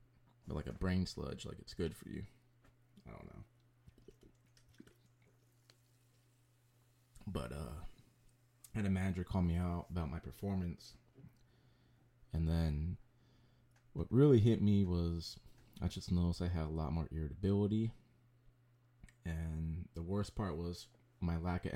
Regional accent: San Jose, California, United States; born and raised in San Jose, did the majority of my stuff in San Jose

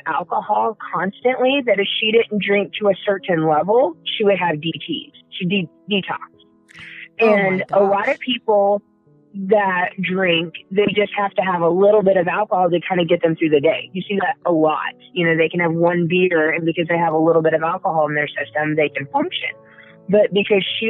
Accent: the South, United States; moved away; also born or lived in Colorado / Indiana; I'm from the South. I was born and raised in the South.

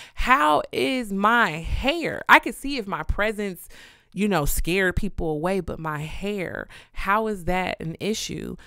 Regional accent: Kansas City, Missouri, United States; also born or lived in Houston; "Where are you from?" And I'm like, "Kansas City."

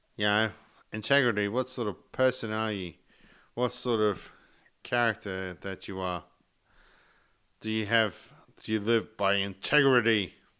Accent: Sarina, Queensland, Australia; originally I come from Serena, which is like half an hour south of Mackay.

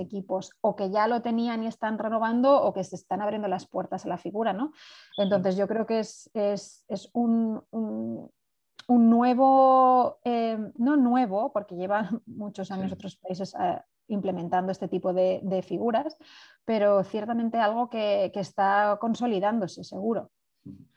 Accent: Spain; moved away as an adult; also born or lived in Barcelona / San Antonio; yo estaba en España, soy española

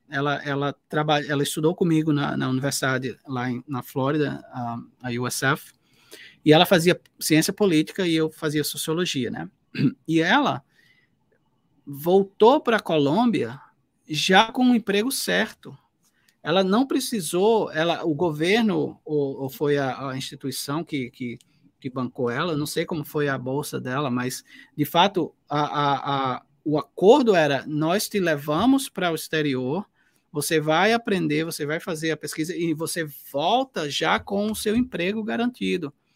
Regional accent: Northeast Region, Brazil; eu sou do Nordeste

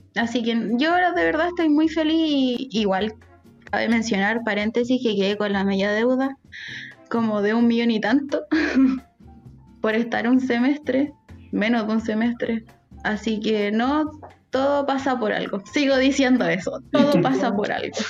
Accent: Talca, Maule, Chile; yo soy de Talca

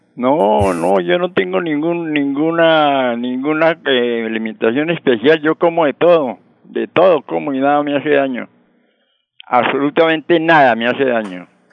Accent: Colombia; yo soy colombiano

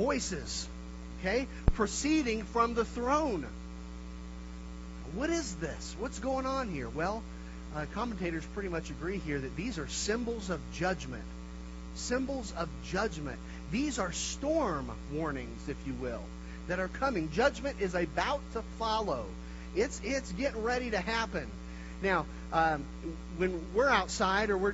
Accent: Kansas, United States; now in Denver, United States; my wife and I, we're from Kansas, the land of Dorothy

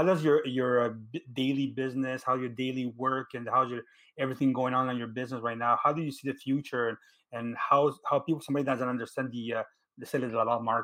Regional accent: Laval, Quebec, Canada; We're from Laval.

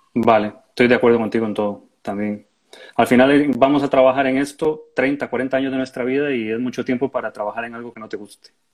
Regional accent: Costa Rica; moved away as an adult; now in Murcia, Spain; yo soy de Costa Rica

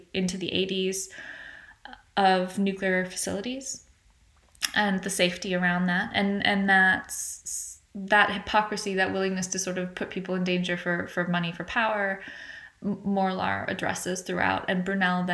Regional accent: United States; accent: American; as you can tell from my accent, I'm American

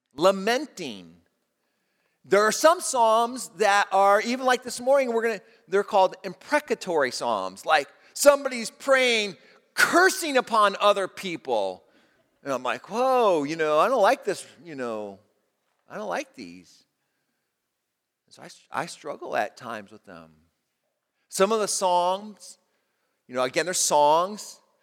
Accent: United States; as an American

